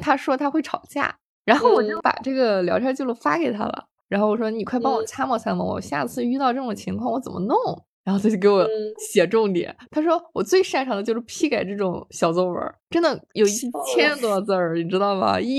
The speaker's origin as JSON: {"language": "Chinese", "region": "Shandong", "country": "China", "said": "然后我们都是山东的，"}